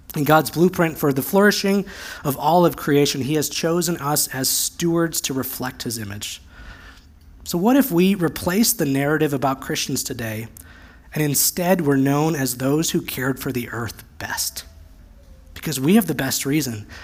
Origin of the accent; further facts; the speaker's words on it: United States; also born or lived in Central Oregon; As American evangelicals